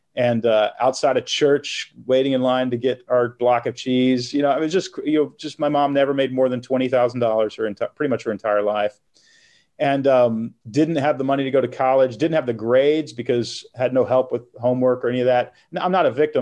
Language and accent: English; Texas, United States; moved away as an adult; also born or lived in Portland, Oregon; now in Nashville, United States; I grew up in Texas, moved to Portland, Oregon when I was 21.